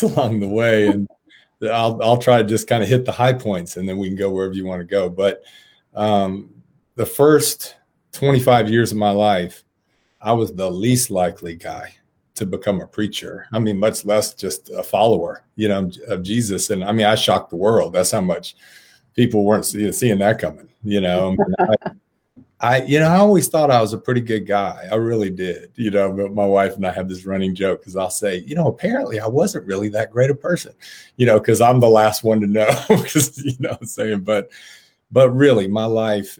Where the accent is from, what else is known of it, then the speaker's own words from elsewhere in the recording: south Cobb County, Georgia, United States; I grew up on the south side of Cobb County